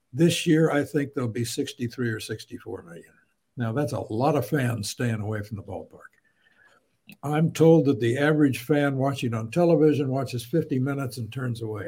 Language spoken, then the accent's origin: English; Champaign, Illinois, United States; I grew up in Champaign, Illinois